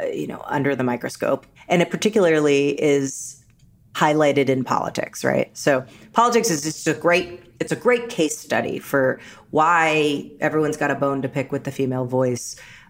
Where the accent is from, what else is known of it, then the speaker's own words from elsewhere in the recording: New York, United States; me too, I grew up in New York and my mom, you know, it was just a different time.